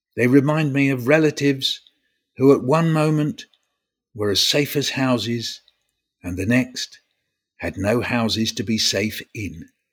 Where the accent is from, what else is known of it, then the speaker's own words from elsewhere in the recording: London, United Kingdom; I was born in North London. And where am I living now? North London.